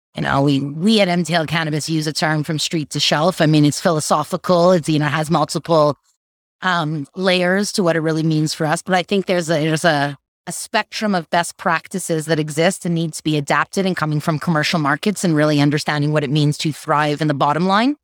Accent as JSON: {"language": "English", "country": "Canada", "said": "being a Canadian, having federal legalization"}